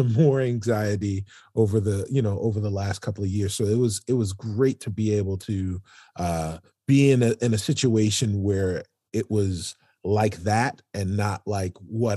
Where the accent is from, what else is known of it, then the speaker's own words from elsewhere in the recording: New York City, New York, United States; I'm from New York City